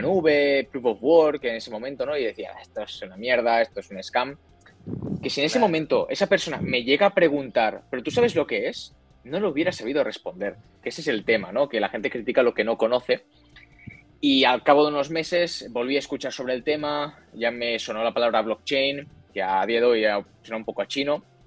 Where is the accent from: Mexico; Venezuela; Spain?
Spain; Barcelona, Catalonia; moved away as an adult; now in Madrid, Spain; yo soy de Barcelona, soy de, España, ahora me he mudado a Madrid por, temas de, faena